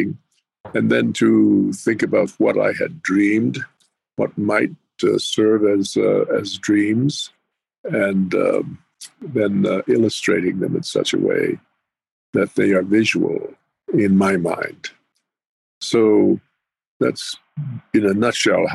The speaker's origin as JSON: {"language": "English", "area": "Pueblo of Jemez", "region": "New Mexico", "country": "United States", "tie": "born or raised there", "also_born_or_lived": "Navajo reservation / Apache reservations", "moved": "yes", "said": "And for the longest period of time, I lived at the Pueblo of Jemez in north central New Mexico."}